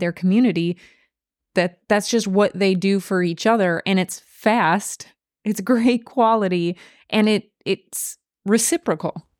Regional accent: western Wisconsin, United States; I'm from Wisconsin, in western Wisconsin, we have a lot of Amish

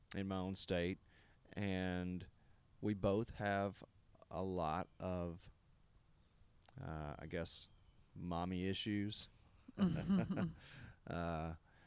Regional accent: the Bible Belt, United States; growing up in the Bible Belt

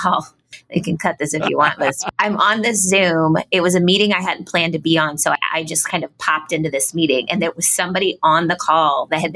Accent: Ohio, United States; moved away; also born or lived in Cincinnati, Ohio; I'm from Ohio

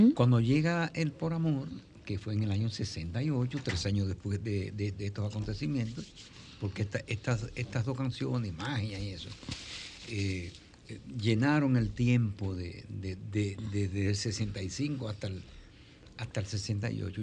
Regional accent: Dominican Republic; Yo soy el primer dominicano que sale a cantar un festival internacional

